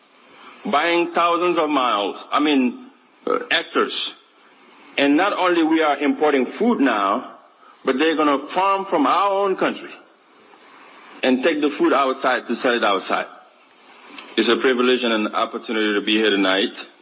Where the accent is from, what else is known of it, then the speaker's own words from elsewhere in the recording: Kaolack, Senegal; moved away as an adult; also born or lived in United States; I grew up right here in Kaolack, 3 hours away from here, in poverty, looking at my mother struggling with 10 children